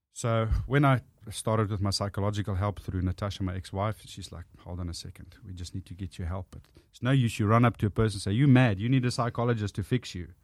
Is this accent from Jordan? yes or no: no; South Africa; born or raised there; accent: South African; first language Afrikaans; English is a second language; moved away as an adult; now in Australia